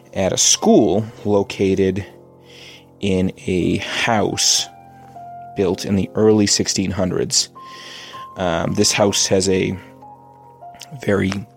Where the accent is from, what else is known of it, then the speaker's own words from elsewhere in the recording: Massachusetts, United States; We're from Massachusetts